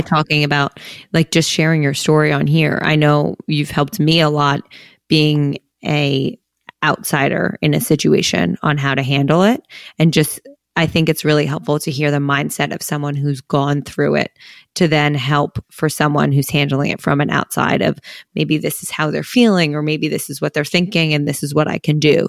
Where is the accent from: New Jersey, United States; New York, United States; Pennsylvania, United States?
New Jersey, United States; Princeton; we came from Princeton, New Jersey, so, like, a very nice town